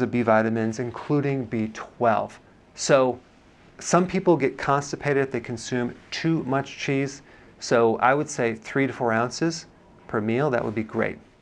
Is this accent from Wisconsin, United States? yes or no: yes; Wisconsin, United States; I'm from Wisconsin